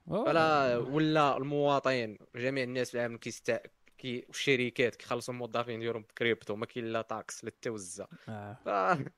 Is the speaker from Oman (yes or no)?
no; Morocco; ولات ولات عندنا في المغرب الا كنتي كتدخل كيبان لك ديما فين ما شي قيد كيخرجوا معاه الصحابه